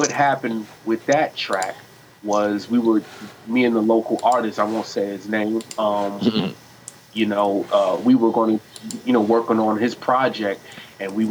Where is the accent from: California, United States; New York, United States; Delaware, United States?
New York, United States; now in Virginia, United States; I'm originally from New York, but I live in Virginia